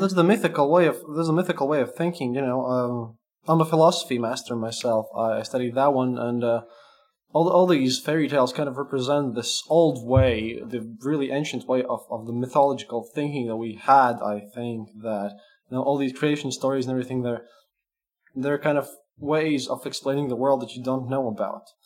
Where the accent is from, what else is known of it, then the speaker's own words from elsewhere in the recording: Latvia; English is a second language; I'm a Latvian